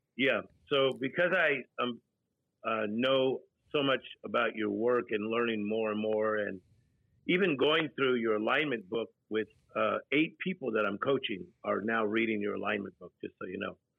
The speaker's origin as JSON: {"language": "English", "town": "Compton", "region": "California", "country": "United States", "tie": "born or raised there", "said": "Motown is a sound that I was raised on. So I was born in Compton, California, seven people in a two bedroom apartment"}